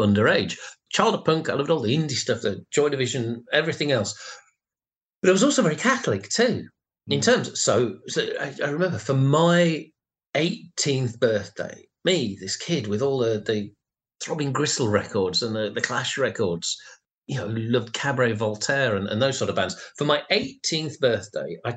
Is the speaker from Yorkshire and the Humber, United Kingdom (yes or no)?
yes; Rotherham, Yorkshire and the Humber, United Kingdom; I grew up in Rotherham, and there were two record shops